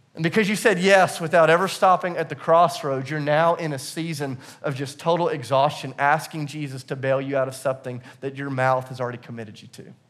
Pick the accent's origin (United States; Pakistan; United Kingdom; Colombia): United States; the South; I'm from the South